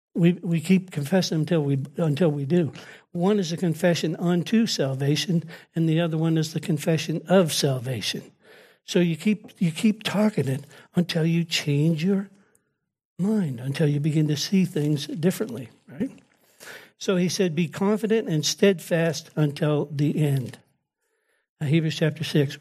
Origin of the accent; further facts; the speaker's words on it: United States; I'm an American